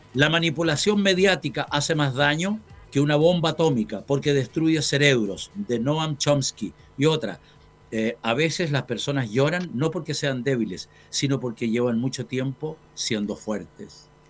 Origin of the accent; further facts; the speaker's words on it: Chillán, Ñuble, Chile; Chillán, mi tierra